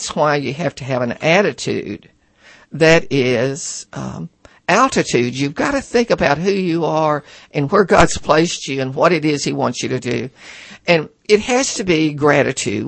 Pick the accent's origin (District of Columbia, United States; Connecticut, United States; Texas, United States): Texas, United States; near Cut and Shoot; I was born near Cut and Shoot, Texas.